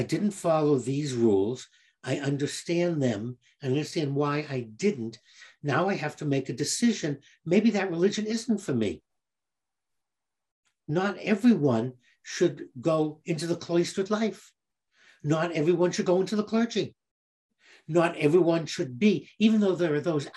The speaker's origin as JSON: {"language": "English", "town": "Boston", "region": "Massachusetts", "country": "United States", "tie": "born or raised there", "said": "growing up in Boston, I found that the culture was Polish, Italian, Irish, all of them Catholics"}